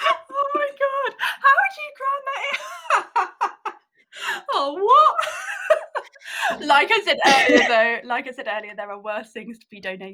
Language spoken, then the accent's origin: English; Buckinghamshire, South East England, United Kingdom; I'm 28 years old. I grew up in Buckinghamshire, massive country girl at heart.